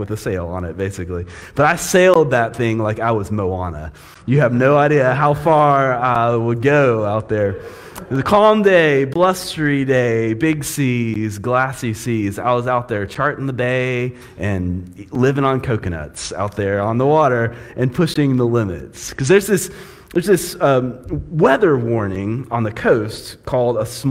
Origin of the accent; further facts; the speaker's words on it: Panama City, Florida, United States; It's tough being a fair-skinned kid growing up in Florida